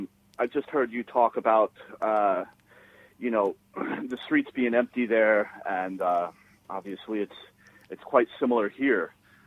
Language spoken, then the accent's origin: English; New York City, New York, United States; also born or lived in Queens, New York; from living here, living in the borough of Queens for over 20 years, growing up in the Bronx